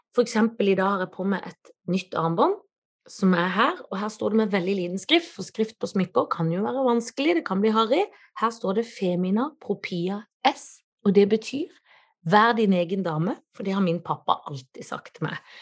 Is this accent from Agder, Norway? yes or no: yes; Kristiansand, Agder, Norway; siden jeg er fra Kristiansand. Ja, det må man ha når man er fra bibelbeltet sjøl